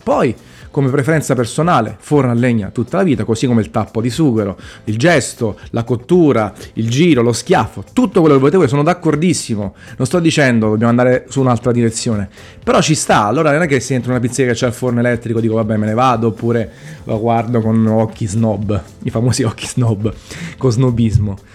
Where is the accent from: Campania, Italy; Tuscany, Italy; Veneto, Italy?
Campania, Italy; Naples; moved away; Io sono napoletano al cento per cento, nato a Napoli